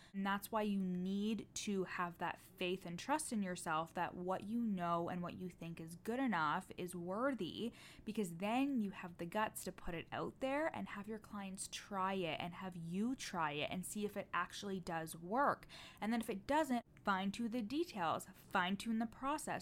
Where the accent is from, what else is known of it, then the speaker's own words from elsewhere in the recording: Canada; I'm Canadian.